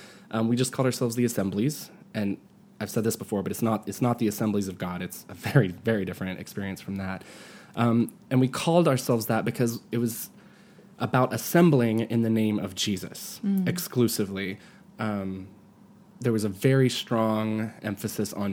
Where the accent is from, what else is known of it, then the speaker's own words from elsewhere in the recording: Asheville, North Carolina, United States; I'm from Western North Carolina. It's definitely the Bible Belt. I'm from Asheville.